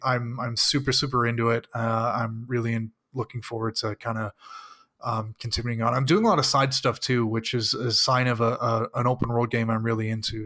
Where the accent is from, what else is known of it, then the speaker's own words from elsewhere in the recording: Canada; I am Canadian